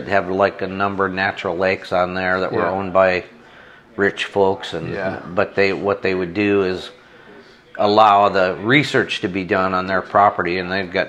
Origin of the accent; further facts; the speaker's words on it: Cuba, New York, United States; moved away as an adult; also born or lived in Idaho; I grew up in western part of New York State. Yeah. A little town called Cuba, New York.